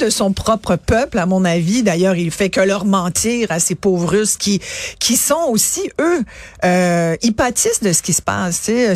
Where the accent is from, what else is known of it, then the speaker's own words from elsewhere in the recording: France; je suis née en France